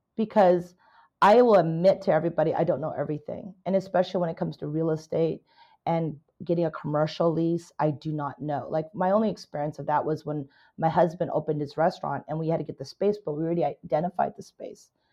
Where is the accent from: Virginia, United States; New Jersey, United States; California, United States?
California, United States; also born or lived in Canada; I am a Canadian immigrant, Chinese Canadian immigrant, came to America when I was nine years old. Basically, a California girl